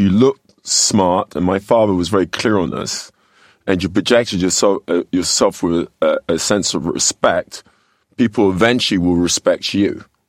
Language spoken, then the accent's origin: English; London, United Kingdom; moved away as an adult; now in United States; I grew up here in, in, in well, I was born in London